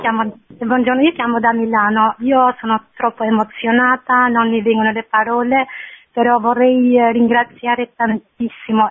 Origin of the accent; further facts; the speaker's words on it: Albania; Italian is a second language; now in Milan, Italy; la storia del mio paese, perché io sono uh, cresciuta nel regime comunista